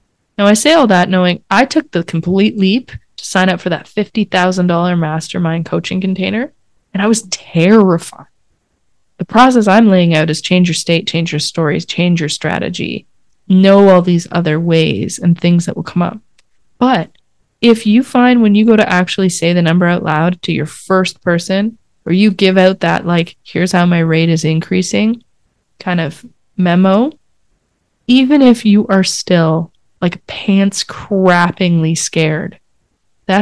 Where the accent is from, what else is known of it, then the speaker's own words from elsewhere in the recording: Canada; I'm Canadian